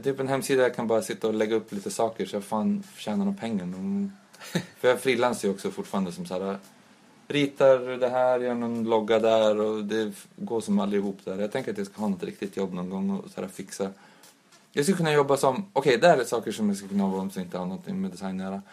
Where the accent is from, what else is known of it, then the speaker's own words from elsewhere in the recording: Umeå, Västerbotten County, Sweden; de jag växte upp med också i Umeå